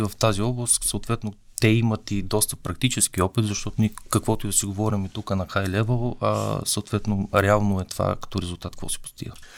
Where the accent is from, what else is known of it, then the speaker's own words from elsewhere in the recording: Bulgaria; аз съм българин